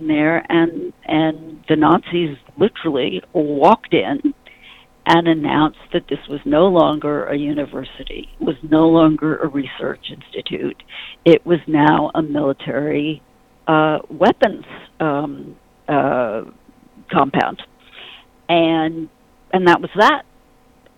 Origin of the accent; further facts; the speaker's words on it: New York, United States; I'm a New Yorker.